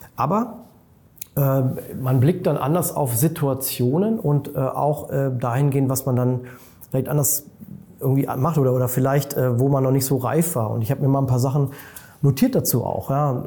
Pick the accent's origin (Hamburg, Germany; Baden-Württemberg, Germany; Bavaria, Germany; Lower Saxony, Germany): Lower Saxony, Germany; near Hanover; now in Munich, Germany; Ich bin äh, in meine alte Heimat äh, gefahren, das ist in der Nähe von Hannover, habe da im Prinzip meinen ältesten Freund getroffen aus Kindertagen.